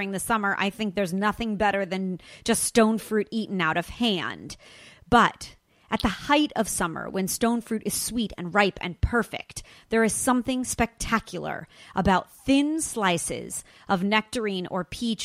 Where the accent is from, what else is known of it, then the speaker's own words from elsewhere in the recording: Los Angeles, California, United States; my hometown, Los Angeles